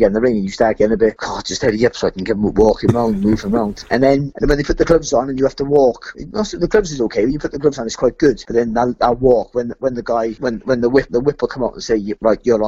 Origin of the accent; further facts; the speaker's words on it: Cardiff, Wales, United Kingdom; I'm from Cardiff